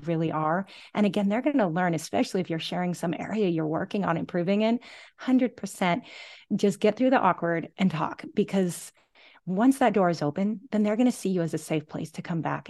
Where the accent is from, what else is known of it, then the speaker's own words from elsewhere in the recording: Gig Harbor, Washington, United States; moved away as an adult; now in Oahu, United States; I'm originally from the Pacific Northwest, My hometown is Gig Harbor, Washington